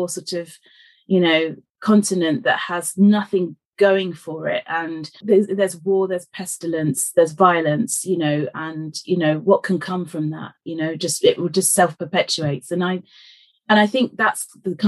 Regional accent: London, United Kingdom; I was born in Fulham and to my parents, Marie and George, who had moved from East Africa to London

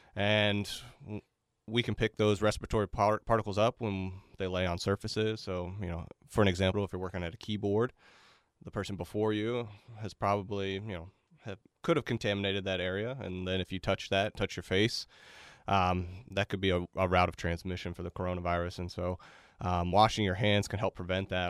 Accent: Melbourne, Florida, United States; moved away as an adult; I'm from Melbourne, Florida originally

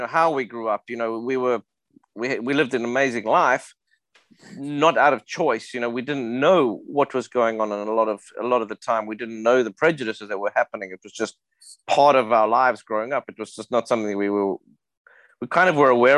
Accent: South Africa; I grew up in South Africa in the 80s.

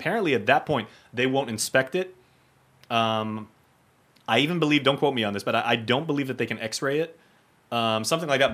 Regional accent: Guam; both of us growing up on Guam

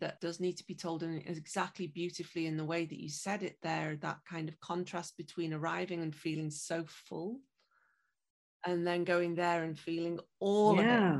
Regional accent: Liverpool, North West England, United Kingdom; And those ships then went on to my hometown of Liverpool.

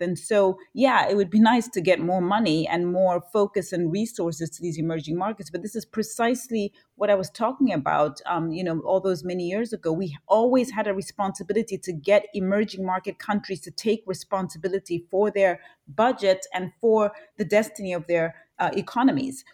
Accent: Zambia; born and raised in Zambia

